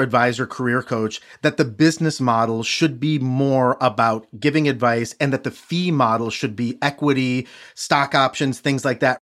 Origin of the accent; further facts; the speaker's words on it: Midwest, United States; I'm from the Midwest